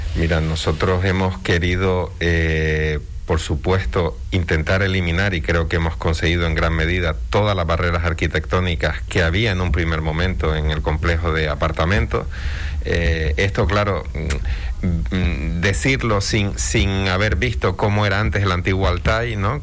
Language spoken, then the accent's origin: Spanish; Canary Islands, Spain; somos canarios